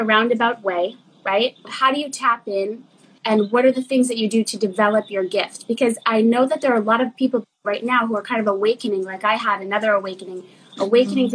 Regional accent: Boston, Massachusetts, United States; moved away; I'm from Boston

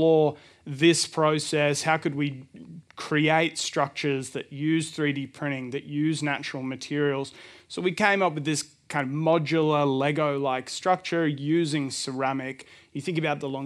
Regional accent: Melbourne, Victoria, Australia; I'm from Melbourne, and our studio is called Reef Design Lab

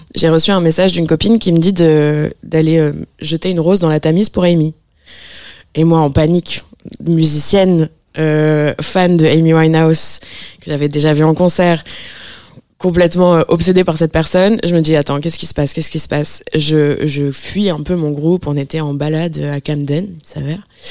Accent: Strasbourg, Grand Est, France; je viens de Strasbourg.

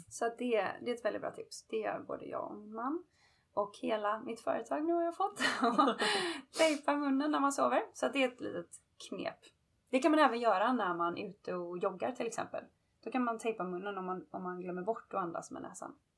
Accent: Gothenburg, Västra Götaland, Sweden; now in Los Angeles, United States; är hemma över julafton och nyår hemma i Göteborg. Men jag bor annars

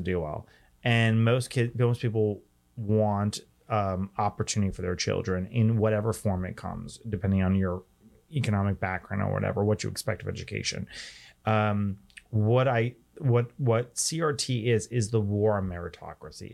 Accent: New York City, New York, United States; my hometown of New York City

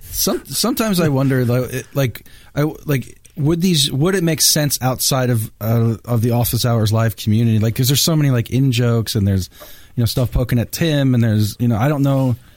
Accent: Bethlehem, Pennsylvania, United States; I'm from Bethlehem

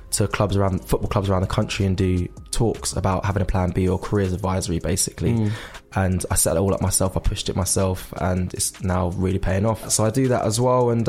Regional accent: Surrey, South East England, United Kingdom; I was from Surrey, just a young boy who just wanted to do everything.

